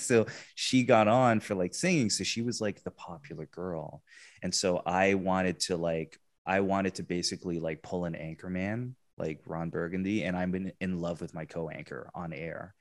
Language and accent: English; England, United Kingdom; moved away; also born or lived in Texas; I, I grew up in England. I, I'm, I'm British, half British, half Filipino